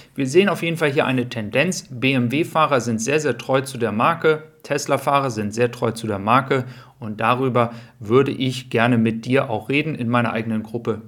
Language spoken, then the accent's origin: German; Germany; wir als Deutsche